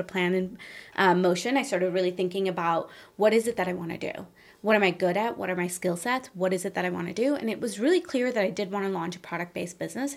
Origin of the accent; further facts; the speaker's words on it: northern India, India; moved away; also born or lived in Chicago; I came from India, and my parents were very successful in India